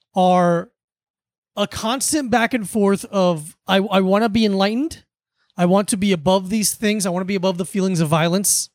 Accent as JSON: {"language": "English", "region": "South Florida", "country": "United States", "tie": "born or raised there", "said": "Growing up in South Florida, this was what my childhood"}